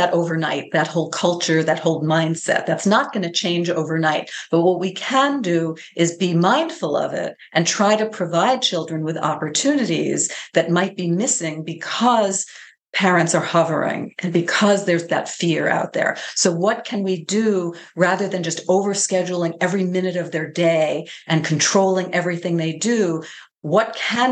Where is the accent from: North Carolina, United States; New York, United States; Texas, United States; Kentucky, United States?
New York, United States; I'm from New York State